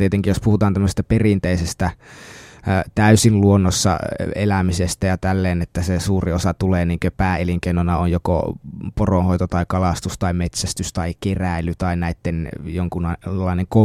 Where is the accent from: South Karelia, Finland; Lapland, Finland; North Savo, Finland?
Lapland, Finland; että saisin mahdollisimman selkeästi tuotua esille sen, mistä olen kotoisin ja millä tavalla meidän perinteinen ajattelutapamme, eli saamelaisten ajattelutapa sitten tulee esille.